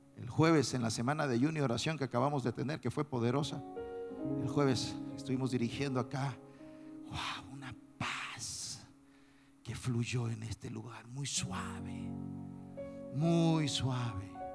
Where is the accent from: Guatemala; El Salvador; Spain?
El Salvador; yo tengo que estar en mi país ahora